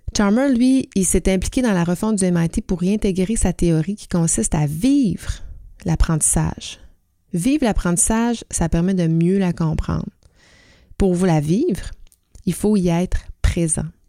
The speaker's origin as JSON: {"language": "French", "region": "Quebec", "country": "Canada", "said": "chez nous au Québec"}